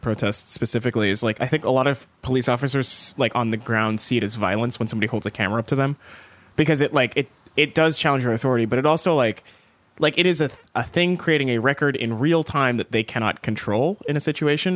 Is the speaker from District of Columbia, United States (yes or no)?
no; East Texas, United States; moved away; I grew up in East Texas